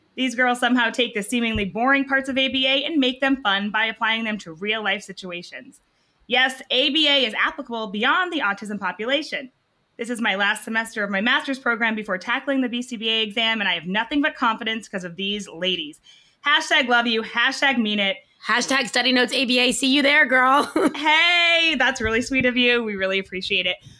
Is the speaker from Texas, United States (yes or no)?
no; New Hampshire, United States; I'm from New Hampshire. I'm here in Dallas